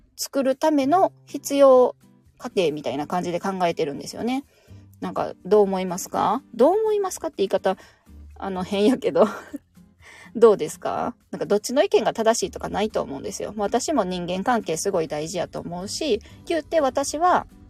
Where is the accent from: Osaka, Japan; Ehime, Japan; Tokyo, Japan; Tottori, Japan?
Osaka, Japan; moved away; 私地元大阪なんですけど、大阪に帰るとですね